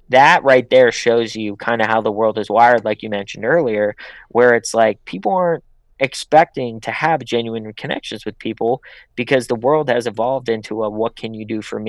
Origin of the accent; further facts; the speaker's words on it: Pittsburgh, Pennsylvania, United States; now in Los Angeles, United States; So I'm from Pittsburgh. I'm not from Los Angeles. I come from a blue collar town. So when I came out here, I genuinely wanted to build relationships with people.